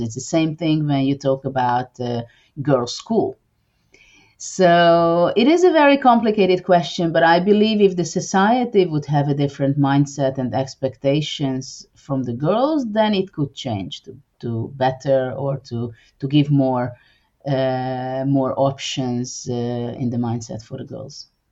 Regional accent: Hungary; also born or lived in Budapest; I'm from Hungary and I live in the capital, Budapest

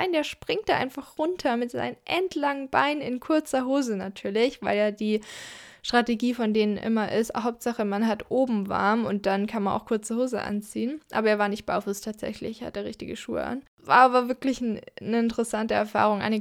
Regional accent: Southern Germany, Germany; Da sieht es ein bisschen aus wie hier in Süddeutschland, wo ich herkomme.

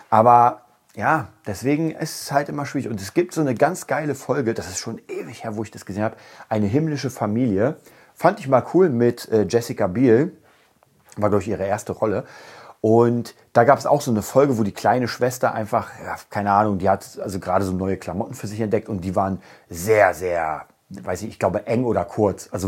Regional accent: Berlin, Germany; ich komme aus Berlin, ich komme aus Berlin-Kreuzberg, ich habe da sehr, sehr, sehr lange gelebt.

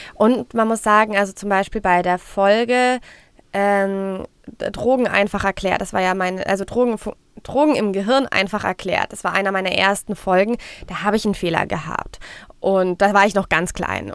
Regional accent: Frankfurt am Main, Hesse, Germany; Ich komme aus Frankfurt

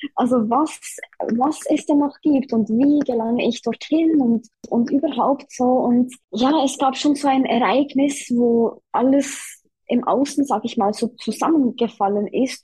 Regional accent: Switzerland; ich komme aus der Schweiz, wie man hört

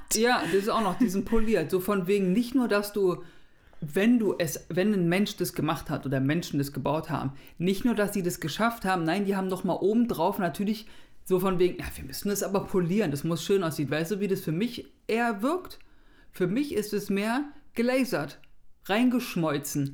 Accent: Berlin, Germany; als Berliner. Ich bin ja nicht aus Hamburg

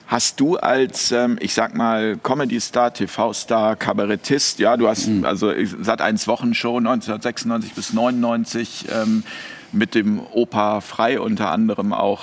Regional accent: Hamburg, Germany; now in Switzerland; in meiner Heimatstadt in Hamburg

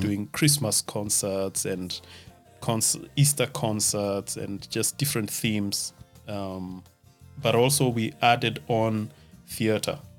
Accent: Nakuru, Nakuru County, Kenya; moved away as an adult; also born or lived in Nairobi, Kenya; now in Germany; I come from Nakuru, the town of the millions of flamingos.

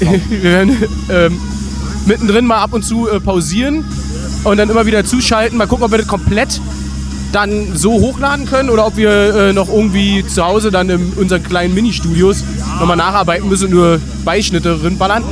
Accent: Saxony, Germany; Ich bin Sachse und wohne in Dresden.

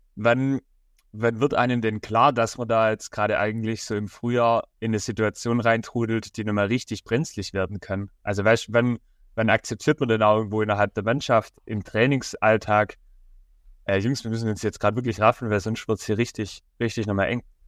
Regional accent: Rottenburg im Neckartal, Baden-Württemberg, Germany; Ich komme ja aus Roderburg im Neckartal

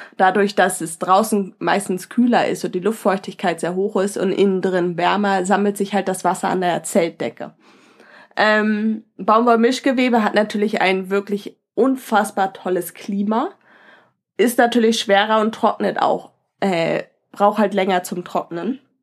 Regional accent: Northern Germany, Germany; also wir als Norddeutsche

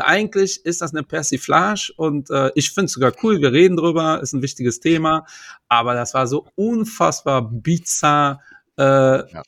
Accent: Portugal; Ich bin Portugiese

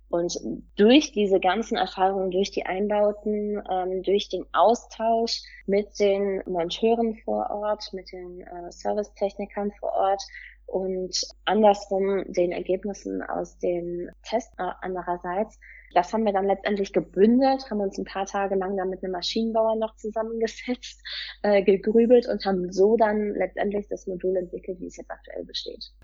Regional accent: Cologne, North Rhine-Westphalia, Germany; komme aus Köln

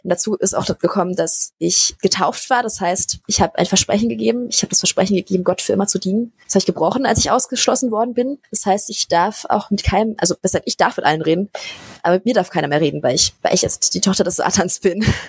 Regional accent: Berlin, Germany; ich komme aus Berlin. Ich bin hier geboren und wohne hier

